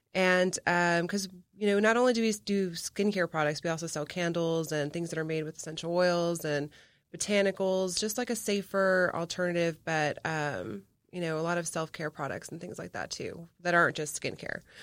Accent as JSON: {"language": "English", "town": "McAllen", "region": "Texas", "country": "United States", "tie": "born or raised there", "said": "my hometown of McAllen"}